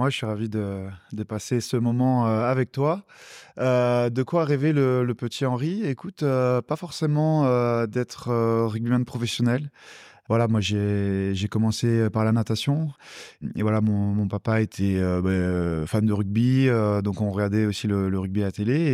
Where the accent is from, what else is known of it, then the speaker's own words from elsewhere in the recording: Strasbourg, Grand Est, France; born there; bah, Je suis né à Strasbourg euh, parce que la famille du côté de ma maman est, alsacienne